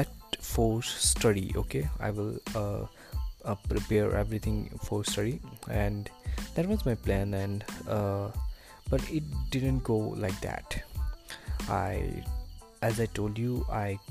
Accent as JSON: {"language": "English", "country": "India", "said": "as a Indian parent"}